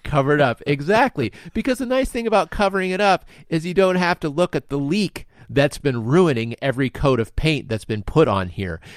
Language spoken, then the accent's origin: English; United States; myself as American, I'm fully inculcated with American values